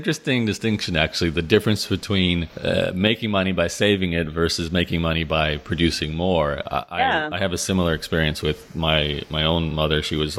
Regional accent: Australia; now in Canada; It's funny because I grew up in Australia.

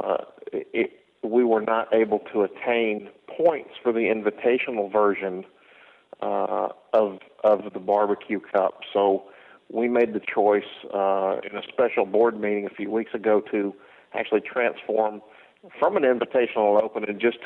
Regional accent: Cumming, Georgia, United States; I had a facility here in my hometown of Cumming, Georgia, which is just north of Atlanta

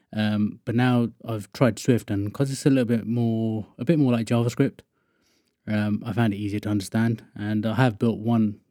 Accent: Wokingham, South East England, United Kingdom; I'm from Wokingham, which is just sort of west of London.

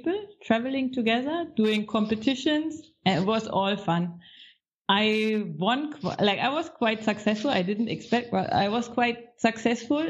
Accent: Baltic Sea, Northern Germany, Germany; moved away as an adult; also born or lived in Egypt; I'm coming from the Baltic Sea, north of Germany

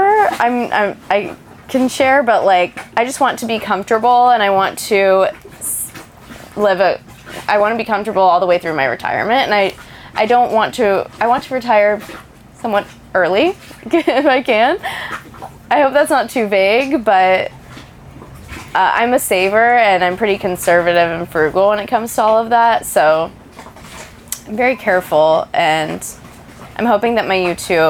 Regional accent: Dallas, Texas, United States; I'm from Dallas

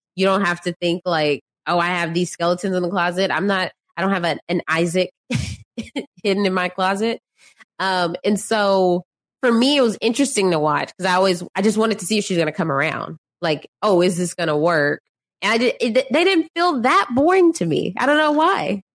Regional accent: Dallas, Texas, United States; I'm from Dallas, born and raised

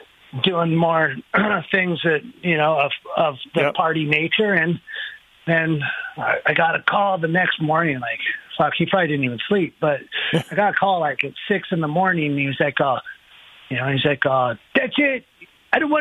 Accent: Temecula, California, United States; I came from Temecula when it was, like, really small

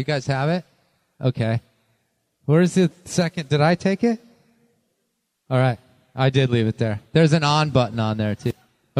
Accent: Green Bay, Wisconsin, United States; born there; also born or lived in Cincinnati / Libertyville, Illinois; I was born in Green Bay, Wisconsin. Okay, so there's some cred there. I moved to Cincinnati.

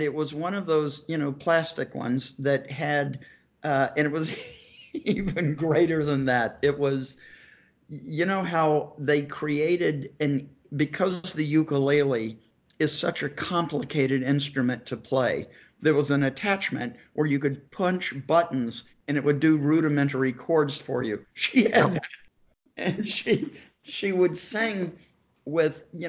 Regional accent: Savannah, Georgia, United States; I grew up in Savannah, Georgia

